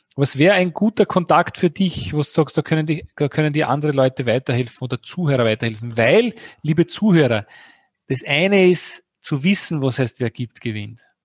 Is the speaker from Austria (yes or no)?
yes; Austria; bei uns in Österreich